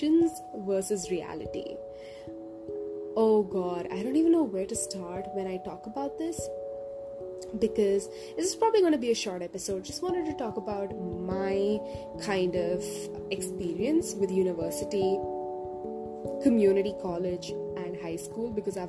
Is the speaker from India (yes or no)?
yes; India; moved away as an adult; my hometown in India